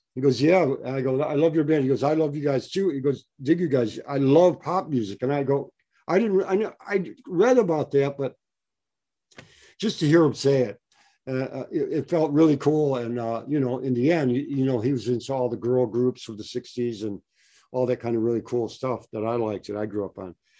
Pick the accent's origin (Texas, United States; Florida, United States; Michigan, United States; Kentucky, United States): Michigan, United States; Detroit; now in West Coast, United States; I grew up in Detroit about uh, quite a while back.